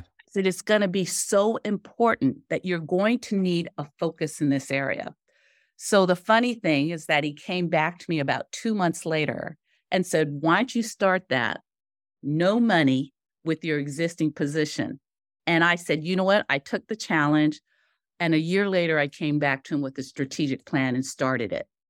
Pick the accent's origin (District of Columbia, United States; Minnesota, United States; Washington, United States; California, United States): Washington, United States; Seattle; I grew up in Seattle, Tacoma area